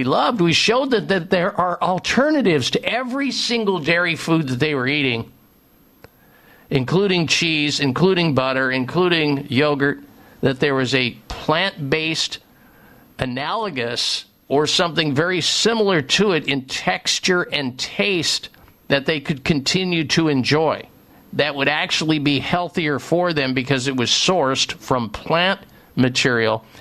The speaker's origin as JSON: {"language": "English", "region": "Midwest", "country": "United States", "tie": "born or raised there", "said": "I grew up in the Midwest"}